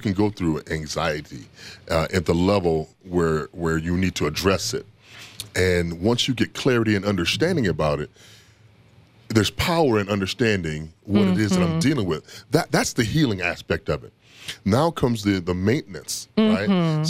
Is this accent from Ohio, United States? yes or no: yes; Toledo, Ohio, United States; I grew up in Toledo, Ohio, and I had a hair condition called alopecia.